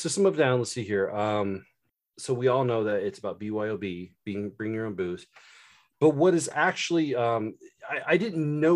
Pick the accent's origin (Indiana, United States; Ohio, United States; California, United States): Indiana, United States; I grew up in Indiana. I live in Indiana. I've grown up all my life in Indiana